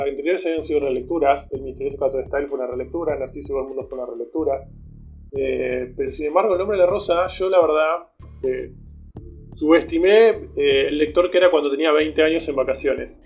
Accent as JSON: {"language": "Spanish", "country": "Argentina", "said": "uno siendo argentino"}